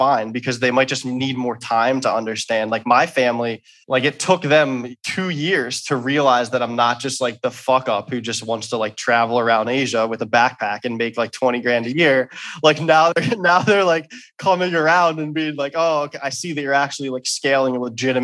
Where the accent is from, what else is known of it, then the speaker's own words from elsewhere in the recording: Philadelphia, Pennsylvania, United States; I'm from Philadelphia